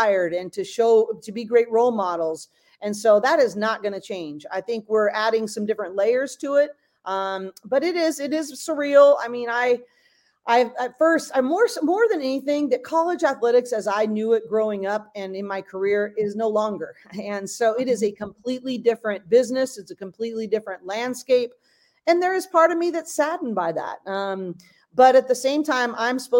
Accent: Bay Area, California, United States; I'm a West Coast kid. I grew up in the Bay Area

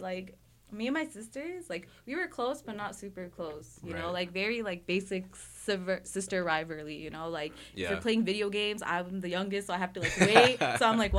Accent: Philippines; So like I'm Filipino

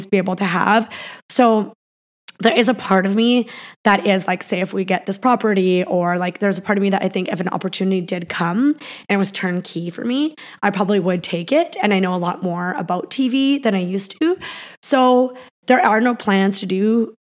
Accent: Peace River, Alberta, Canada; moved away; I came from Peace River, Alberta. I lived in like a pretty basic little house. My dad lived in a trailer.

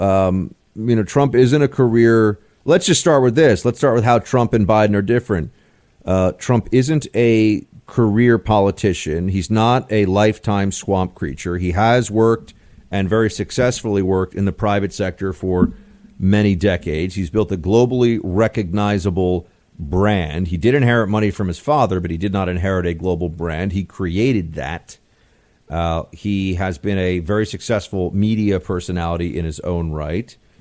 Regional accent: New York, United States; I am a New Yorker

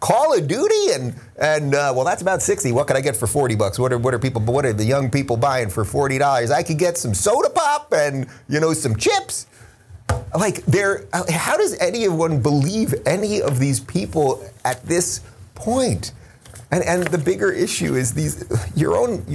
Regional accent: United States; I'm American

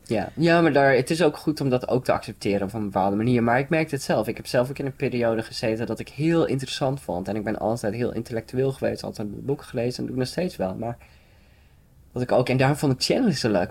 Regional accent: Frisian countryside, Friesland, Netherlands; ik kom zelf van het Friese platteland

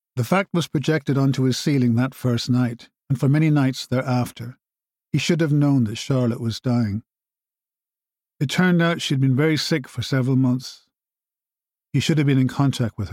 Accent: Ireland; also born or lived in Canada / Africa / Middle East; I was born in Canada and brought up in Ireland, where I live now in Dublin

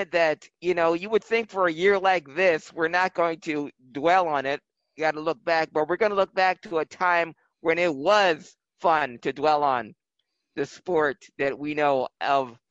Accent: Philadelphia, Pennsylvania, United States; My hometown 76ers

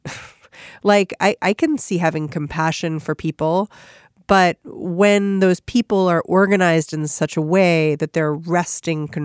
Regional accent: United States; as an American

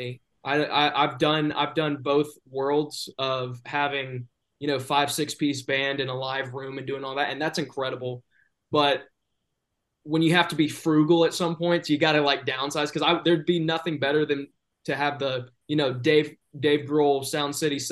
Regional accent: the South, United States; I am from the South

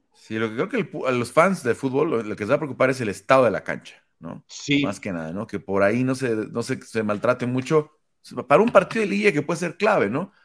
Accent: Mexico; como mexicanos

